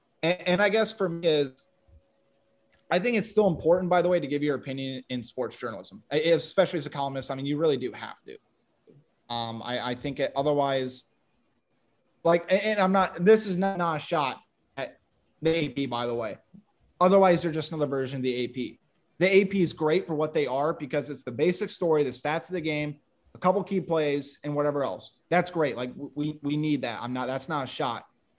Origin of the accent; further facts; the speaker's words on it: Sioux City, Iowa, United States; born there; I was born in Sioux City. I moved around a little bit. My parents were Iowa fans.